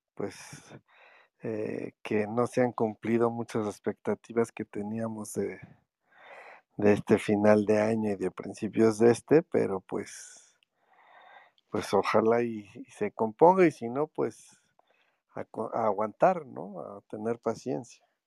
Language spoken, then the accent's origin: Spanish; Mexico; Yo soy de México